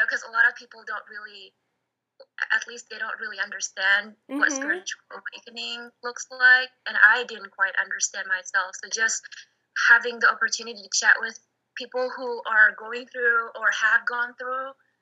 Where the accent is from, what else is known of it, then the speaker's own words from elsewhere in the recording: Indonesia; moved away; I was born in Indonesia